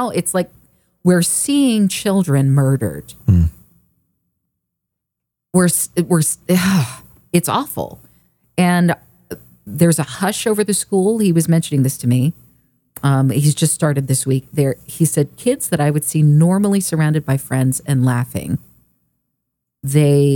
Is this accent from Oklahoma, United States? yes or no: yes; Oklahoma, United States; also born or lived in California; now in Texas, United States; growing up in Oklahoma